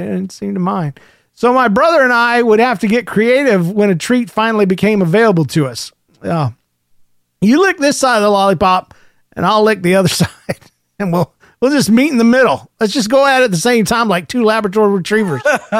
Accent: Indiana, United States; I tell you, I'm from Indiana, and the bees are bad to the bone, but not to me.

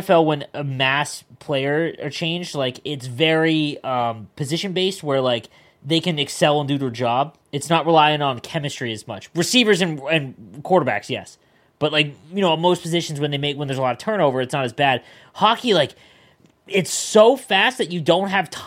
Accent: Canada; I'm a Canadian.

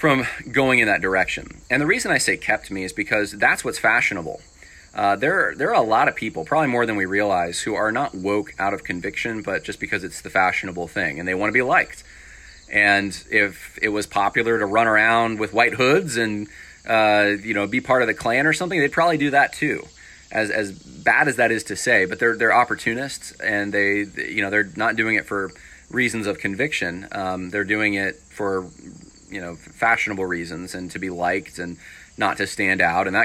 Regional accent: upstate New York, United States; also born or lived in California / Mississippi / Ohio; I was born in California, raised in upstate New York, had a lot of family in Mississippi

